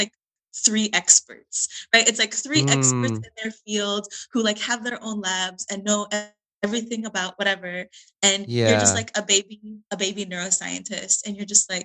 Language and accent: English; Texas, United States; moved away; I'm from Texas. My whole family's in Texas